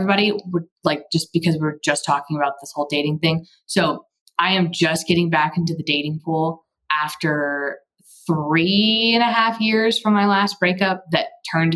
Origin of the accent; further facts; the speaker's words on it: Texas, United States; I'm from Texas and have taken Spanish in college and high school